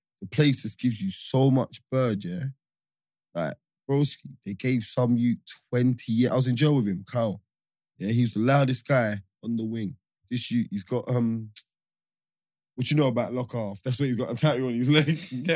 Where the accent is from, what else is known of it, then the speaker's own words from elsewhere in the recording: London, United Kingdom; And we're from East, yeah?